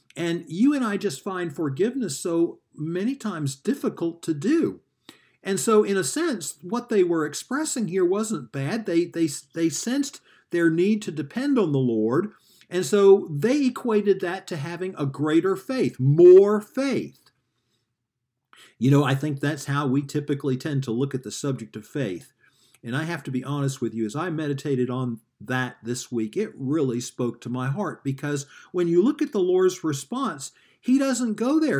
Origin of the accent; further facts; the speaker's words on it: the South, United States; moved away; I grew up in the South